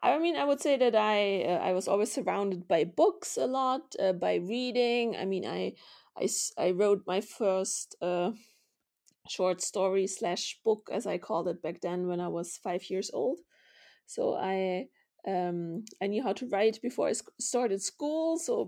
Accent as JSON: {"language": "English", "region": "Vienna", "country": "Austria", "tie": "born or raised there", "also_born_or_lived": "Munich / Berlin", "said": "So I was born in Munich to two Austrian journalists, which also makes me Austrian. And then we had moved around a lot."}